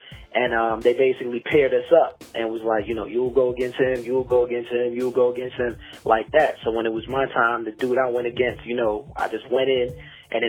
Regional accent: Glenmont, Maryland, United States; I'm from Maryland. A lot of times I say shout out Glenmont because that's specifically the area I was in.

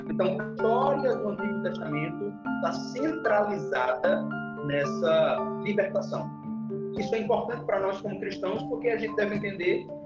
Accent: interior of Paraíba, Brazil; now in João Pessoa, Brazil; eu moro em João Pessoa, sou do interior, sou sertanejo, mas moro em João Pessoa, na capital da Paraíba.

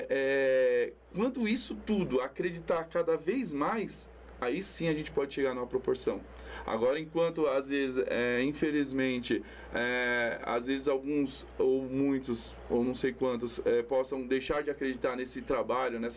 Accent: São Paulo, Brazil; 39 anos que eu sou, do bairro do Jardim Itajaí, nascido e criado, hoje moro no Jardim Mirna.

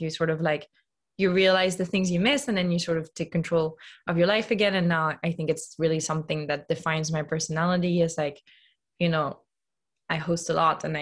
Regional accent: Lyon, Auvergne-Rhône-Alpes, France; moved away; So I grew up in Lyon, which is a very food-centric city

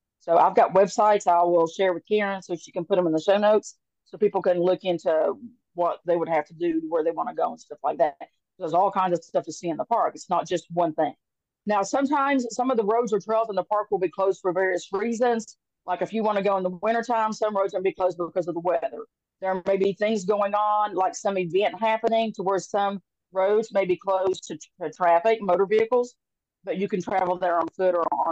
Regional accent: Appalachian Mountains, United States; I grew up in the Appalachian Mountains

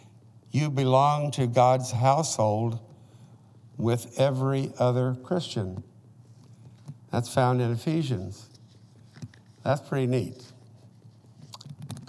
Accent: Oklahoma, United States; when I was a boy growing up in Oklahoma

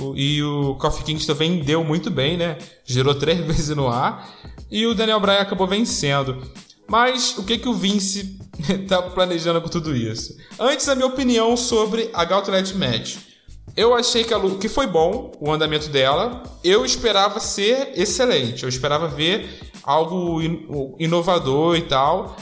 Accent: Rio de Janeiro, Brazil; eu sou do Rio de Janeiro

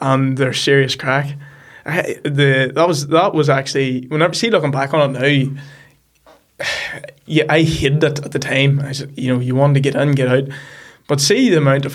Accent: The Loup, Northern Ireland, United Kingdom; I'm from The Loop, which is a small village just outside Markerfeld.

